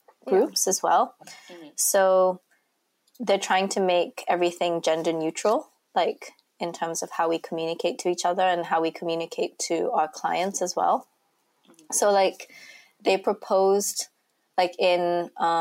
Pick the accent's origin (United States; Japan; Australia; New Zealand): Japan; We live in Japan and we're from Japan